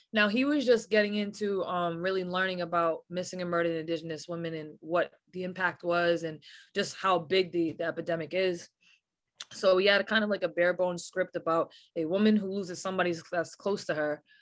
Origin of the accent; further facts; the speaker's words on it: New England, United States; especially being from New England.